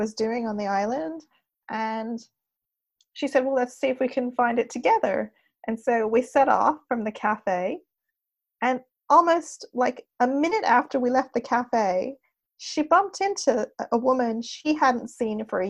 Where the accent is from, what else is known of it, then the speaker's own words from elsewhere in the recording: Montreal, Quebec, Canada; also born or lived in Wimbledon, London, United Kingdom / Laurentian Mountains, Quebec; I was born in Britain, raised in Canada.